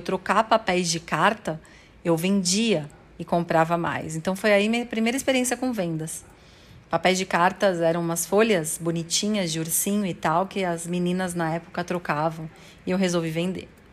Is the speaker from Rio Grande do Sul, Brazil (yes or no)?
no; São Paulo, Brazil; Eu nasci em São Paulo, no bairro do Tatuapé, e até os 4 anos de idade eu fui criada pela minha mãe solteira e pela minha avó